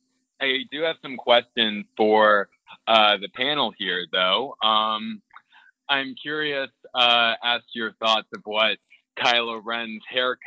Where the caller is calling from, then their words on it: Washington, District of Columbia, United States; calling from DC.